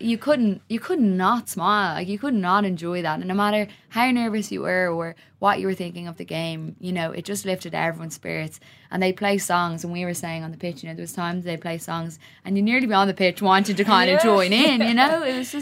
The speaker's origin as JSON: {"language": "English", "town": "Oxford", "region": "South East England", "country": "United Kingdom", "tie": "born there", "said": "I was born in Oxford, so I could probably get an English passport if I wanted one."}